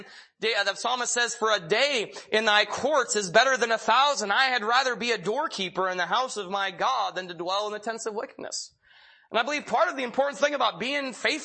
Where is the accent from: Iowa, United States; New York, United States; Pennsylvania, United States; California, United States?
Pennsylvania, United States; When I was young, I'm from Pennsylvania, and my best friend lived about a mile down the road